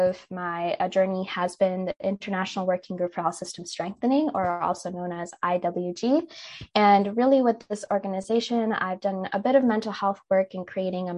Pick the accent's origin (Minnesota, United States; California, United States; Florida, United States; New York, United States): Minnesota, United States; I was born and raised in Minnesota, but my parents immigrated from India about 22 years ago now